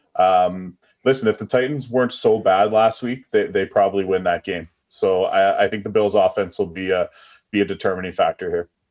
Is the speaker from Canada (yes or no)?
yes; East Coast, Canada; I'm from the East Coast